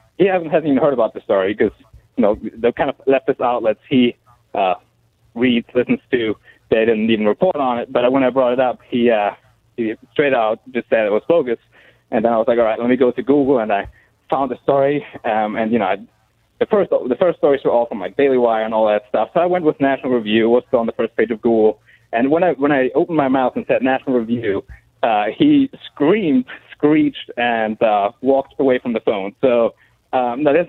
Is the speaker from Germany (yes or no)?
yes; Germany; now in Fort Worth, United States; I'm from Germany. I'm a German national. I live here in Fort Worth